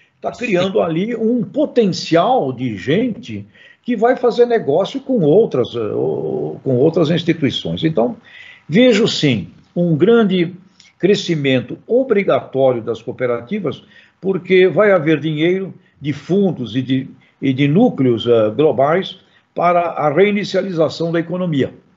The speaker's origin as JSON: {"language": "Portuguese", "town": "Santos", "region": "São Paulo", "country": "Brazil", "said": "Eu sou santista"}